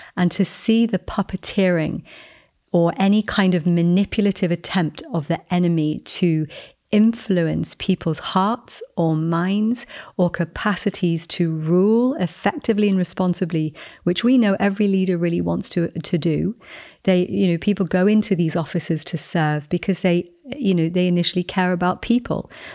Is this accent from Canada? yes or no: no; England, United Kingdom; moved away; I'm English. I'm in America at the moment.